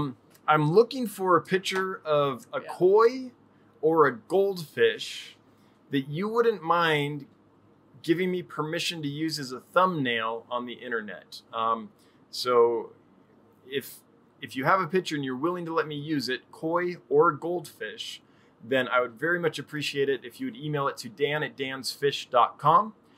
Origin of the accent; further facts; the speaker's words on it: California, United States; now in Texas, United States; Because we're from Northern California, kind of in the hills where it got a little, up by the mountains.